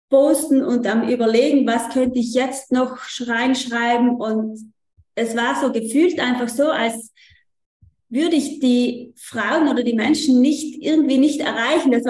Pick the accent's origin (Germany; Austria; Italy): Italy; Trentino-Alto Adige; Ich komme aus Südtirol